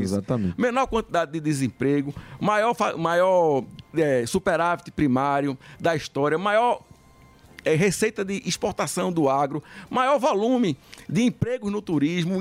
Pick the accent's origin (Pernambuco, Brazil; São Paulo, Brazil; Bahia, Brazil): Pernambuco, Brazil; Recife; eu tô falando como recifense